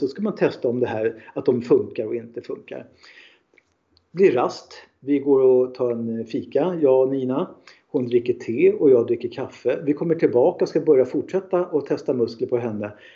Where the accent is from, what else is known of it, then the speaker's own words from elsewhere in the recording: Stockholm, Stockholm County, Sweden; Jag är en man från Stockholm